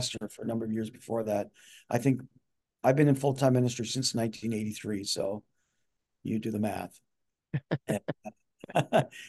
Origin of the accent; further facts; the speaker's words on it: Newfoundland and Labrador, Canada; moved away; I came from Newfoundland